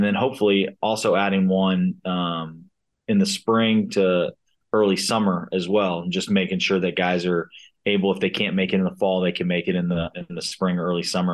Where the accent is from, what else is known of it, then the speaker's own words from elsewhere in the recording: Cincinnati, Ohio, United States; moved away as an adult; now in Wichita, United States; I'm from Cincinnati